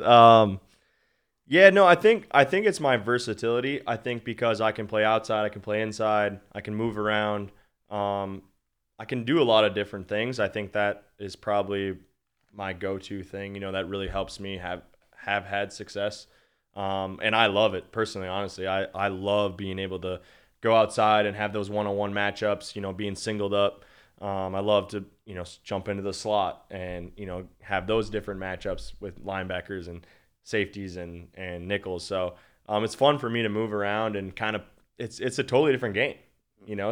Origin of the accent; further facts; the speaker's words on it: Minnesota, United States; I'm from Minnesota, born and raised, always been a Vikings fan.